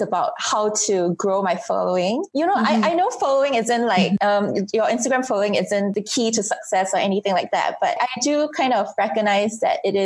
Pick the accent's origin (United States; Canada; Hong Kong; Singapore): Singapore; I'm so comfortable in my home country